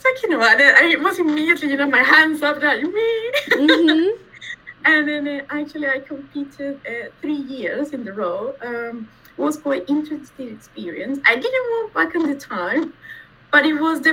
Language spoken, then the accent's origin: English; Venezuela; moved away as an adult; now in London, United Kingdom; I was born in Venezuela, in South America. Mm-hmm. I grew up there